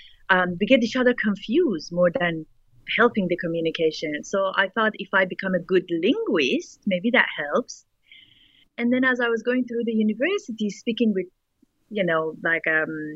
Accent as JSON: {"language": "English", "country": "Iran", "tie": "born or raised there", "second_language": "English", "moved": "yes", "said": "growing up in Iran post-revolution"}